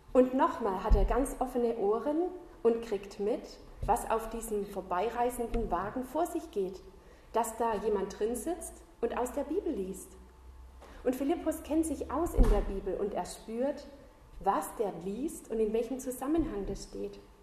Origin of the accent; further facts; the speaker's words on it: Southern Germany, Germany; moved away as an adult; also born or lived in north of Ulm / Schloss Klaus, Austria; now in Austria; ich komme ursprünglich aus Süddeutschland und die letzten zwölf Jahre habe ich nördlich von Ulm gewohnt